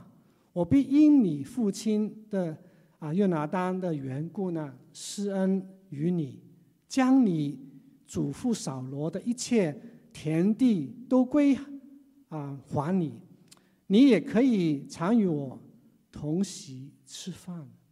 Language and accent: Chinese; Hong Kong; 只有我一个人是土生土长的，像港人